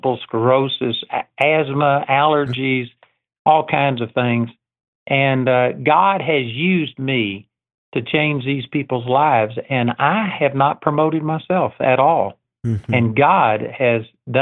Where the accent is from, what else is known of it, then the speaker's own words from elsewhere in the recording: Texas, United States; I'm a hick from Texas